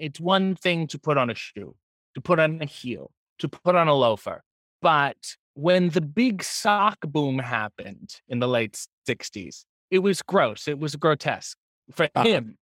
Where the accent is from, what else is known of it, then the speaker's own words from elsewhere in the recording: Newport, Rhode Island, United States; born there; I'm Newport, Rhode Island. So even further east, perhaps even a more humidity in the air.